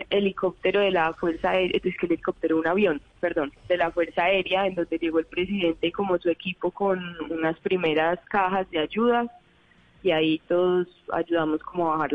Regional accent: Medellín, Antioquia, Colombia; De Medellín.

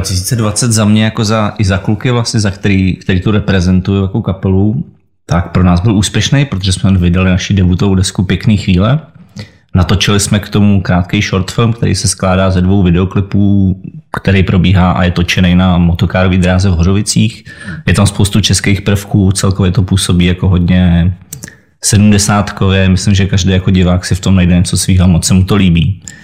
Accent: Czechia; u nás v Česku

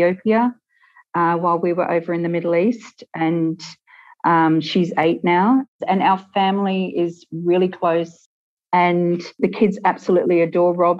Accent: Australia; moved away as an adult; also born or lived in Sydney; now in Ireland; We're from Australia and we bought a house over here 18 months ago

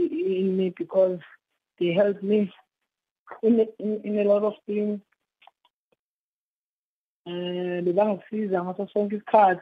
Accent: South Africa; I'm from Takane.

